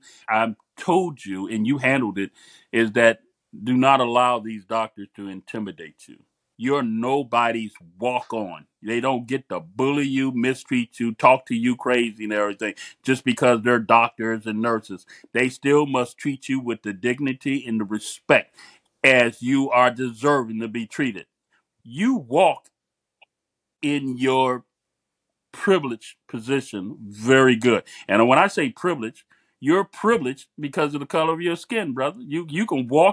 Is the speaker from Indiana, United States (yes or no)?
no; Miami, Florida, United States; the environment that I come from Miami